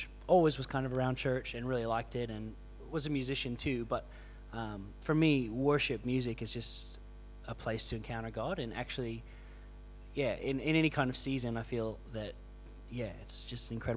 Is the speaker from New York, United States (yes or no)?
no; Florida, United States; moved away as an adult; now in Australia; from Florida, moved here just over 7 years ago to Australia